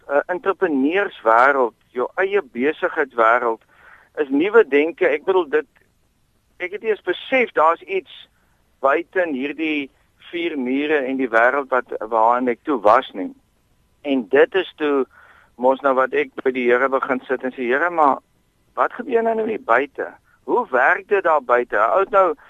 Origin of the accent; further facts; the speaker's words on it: Bellville, Western Cape, South Africa; also born or lived in Oudtshoorn / Hopefield; ek het grootgeword in Belwel.